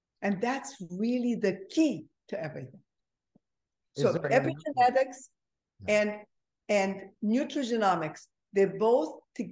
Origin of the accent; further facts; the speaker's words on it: Egypt; moved away; I'm originally from Egypt, so I'm a Mediterranean